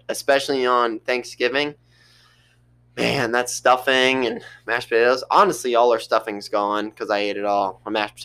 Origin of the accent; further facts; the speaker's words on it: United States; I'm an American